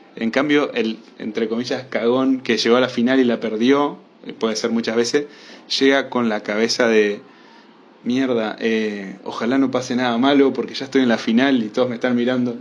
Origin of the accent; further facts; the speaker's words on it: Uruguay; vivir la época en la que vivo como uruguayo